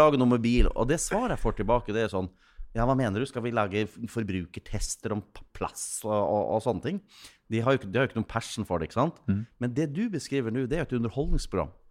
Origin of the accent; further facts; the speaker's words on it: Gjøvik, Innlandet, Norway; dialekta til Taubel er jo min dialekt. Jeg fikk jo lov til å prege den, for der, jeg vokste jo opp på Gjøvik